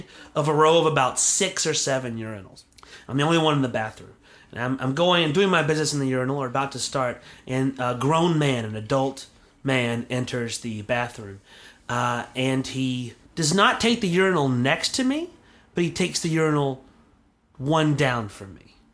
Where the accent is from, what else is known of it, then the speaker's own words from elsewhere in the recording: Alabama, United States; I grew up out in Alabama, out in the woods, small town